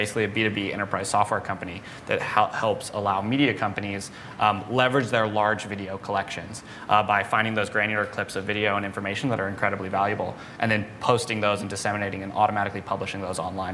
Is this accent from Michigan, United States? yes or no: no; New Mexico, United States; moved away as an adult; also born or lived in San Diego; I grew up in New Mexico, kind of in the middle of nowhere.